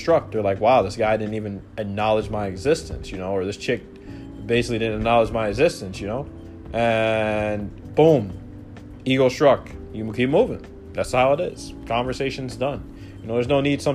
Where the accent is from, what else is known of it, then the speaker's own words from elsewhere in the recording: Alaska, United States; moved away as an adult; now in Mexican Caribbean, Mexico; I grew up in Alaska, you know, back home